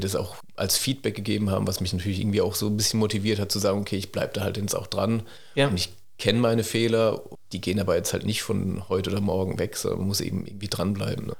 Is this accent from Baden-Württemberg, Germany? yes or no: yes; near Mannheim, Baden-Württemberg, Germany; also born or lived in Cologne / Heidelberg; ich bin in der Nähe von Mannheim aufgewachsen